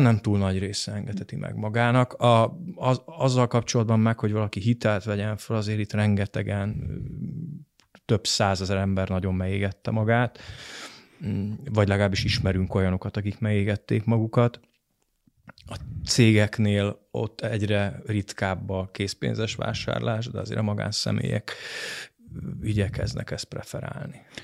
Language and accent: Hungarian; Hungary; adaptív, rugalmas magyar néplélek, amiben mi szocializálódtunk